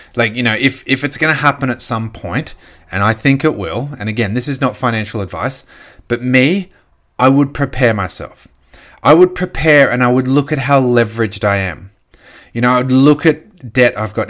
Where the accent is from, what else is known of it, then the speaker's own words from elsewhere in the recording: Australia; As an Australian